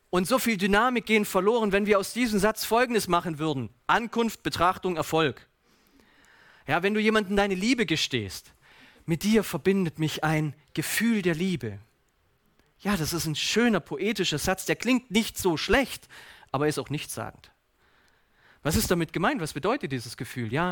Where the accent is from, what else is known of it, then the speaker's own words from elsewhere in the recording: Baden-Württemberg, Germany; So als Schwabe müssen wir manchmal Dinge vergeblich darin suchen